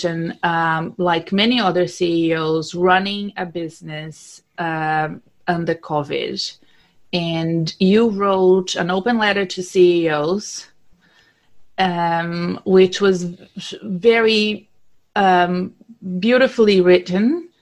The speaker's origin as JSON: {"language": "English", "country": "Brazil", "moved": "yes", "lives_now": "Australia", "said": "I'm Brazilian"}